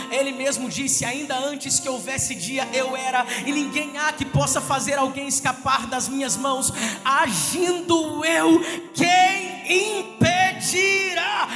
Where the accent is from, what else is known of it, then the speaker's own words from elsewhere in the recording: Resende, Rio de Janeiro, Brazil; moved away as an adult; eu sou de Resende, interior do estado aqui